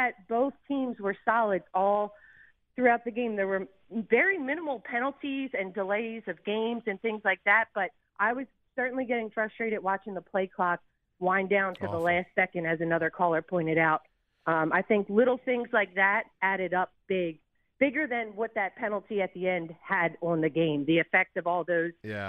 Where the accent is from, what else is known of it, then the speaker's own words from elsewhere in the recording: Philadelphia, Pennsylvania, United States; now in Houston, United States; I'm born and raised in Philly.